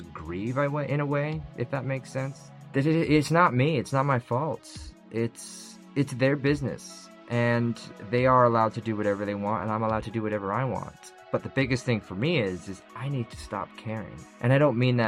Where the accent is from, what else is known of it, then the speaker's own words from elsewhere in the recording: United Kingdom; I'm British.